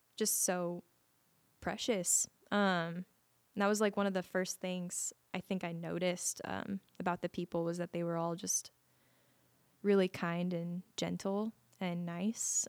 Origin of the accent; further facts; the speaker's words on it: Las Vegas, Nevada, United States; I was born and raised in Las Vegas, Nevada